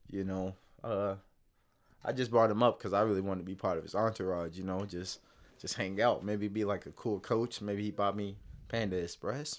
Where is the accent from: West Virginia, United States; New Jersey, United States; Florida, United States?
Florida, United States; Palm Beach; I'm from Palm Beach